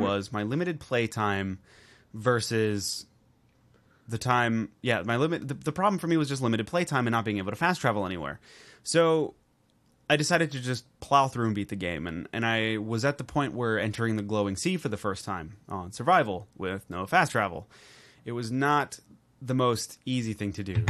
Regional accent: Baltimore, Maryland, United States; I'm from Northern Baltimore area. We deal in a lot of crabs.

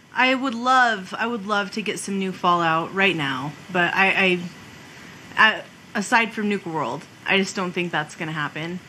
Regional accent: New Mexico, United States

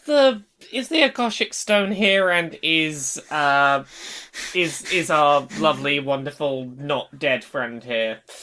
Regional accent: Dorset, South West England, United Kingdom; accent: rural farmer

